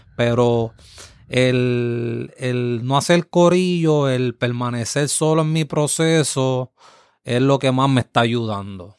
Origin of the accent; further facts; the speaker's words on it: Yabucoa, Puerto Rico; mi pueblo